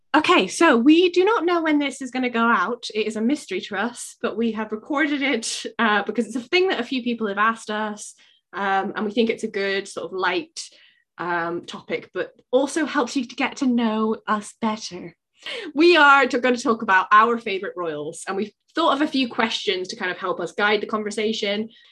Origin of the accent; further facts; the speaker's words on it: United Kingdom; as a British person